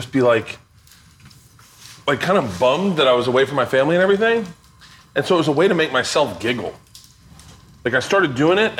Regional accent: Tampa, Florida, United States; moved away; I grew up in Tampa

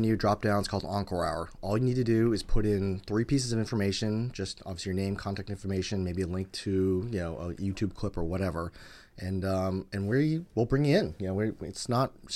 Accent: Wiscasset, Maine, United States; now in Boston, United States; I grew up in Maine, so I think my parents were kind of big hippies

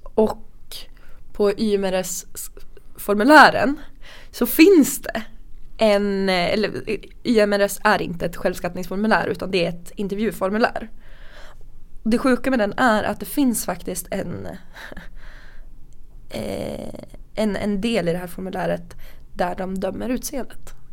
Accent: Sundsvall, Västernorrland County, Sweden; vi kommer från Sundsvall, vi träffades i Sundsvall.

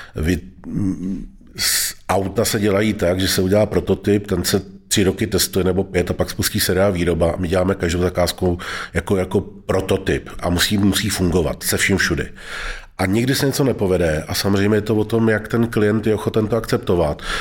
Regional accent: Most, Ústí nad Labem Region, Czechia; tam, kde jsem vyrůstal v Mostě

